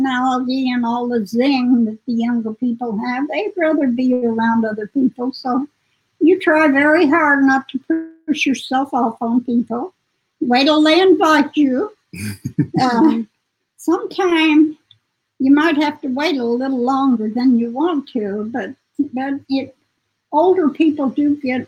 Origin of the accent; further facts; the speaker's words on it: Globe, Arizona, United States; I was born in Globe, Arizona. We didn't have much to do there.